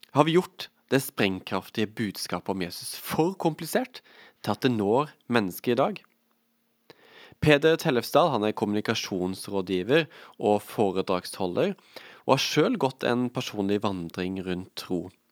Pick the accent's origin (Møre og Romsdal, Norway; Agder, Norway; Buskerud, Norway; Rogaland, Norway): Agder, Norway; Vegårshei; jeg er jo fra Vegårshei